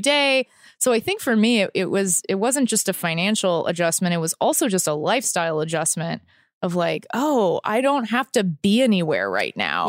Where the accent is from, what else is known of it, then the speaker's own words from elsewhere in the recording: Texas, United States; moved away; I grew up in Texas.